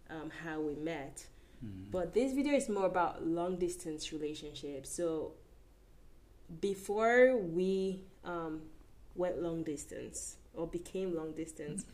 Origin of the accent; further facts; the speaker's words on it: Lagos, Nigeria; moved away as an adult; now in Edmonton, Canada; I grew up in Lagos, Nigeria